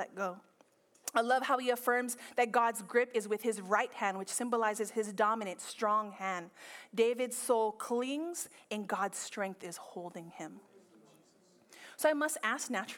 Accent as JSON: {"language": "English", "country": "Philippines", "said": "I'm Filipino"}